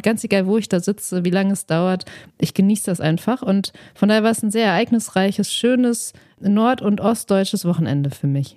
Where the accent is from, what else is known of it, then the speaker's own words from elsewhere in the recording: Dortmund, North Rhine-Westphalia, Germany; ich komme aus Dortmund